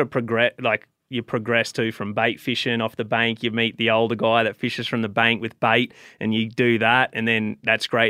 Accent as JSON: {"language": "English", "country": "Australia", "moved": "as an adult", "lives_now": "United States", "said": "I came from Australia"}